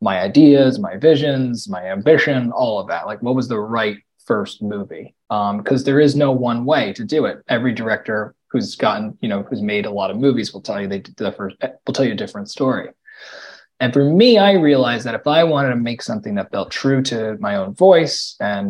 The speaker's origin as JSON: {"language": "English", "town": "New York City", "region": "New York", "country": "United States", "tie": "born or raised there", "moved": "as an adult", "said": "I grew up in Brooklyn. Brooklyn, New York"}